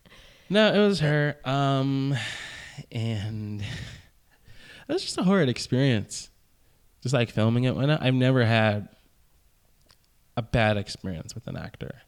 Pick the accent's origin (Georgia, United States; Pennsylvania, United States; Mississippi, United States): Georgia, United States; Marietta; I'm from Marietta.